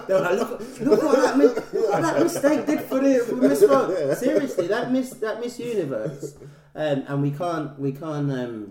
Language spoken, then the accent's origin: English; Philippines; I'm Filipino.